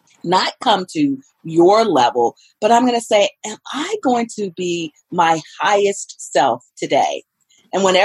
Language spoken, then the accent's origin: English; the South, United States; moved away; I am from the South, and we make something called cornbread dressing